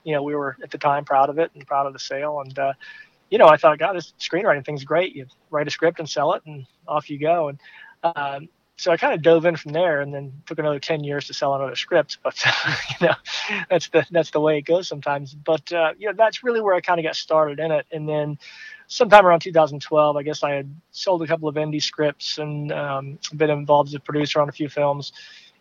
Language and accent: English; Swannanoa, North Carolina, United States; moved away as an adult; also born or lived in Greensboro, North Carolina; I'm originally from Swannanoa, North Carolina, which is a small town outside of Asheville in the western mountains of the state